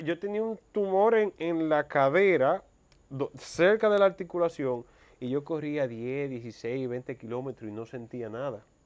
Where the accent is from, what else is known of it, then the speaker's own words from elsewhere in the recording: Mao, Valverde, Dominican Republic; also born or lived in Santo Domingo; now in Santiago, Dominican Republic; yo me crié en Mao.